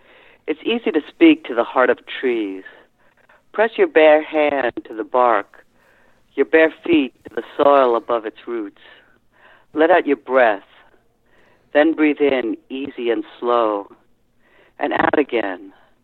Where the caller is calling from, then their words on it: Massachusetts, United States; Cape Cod.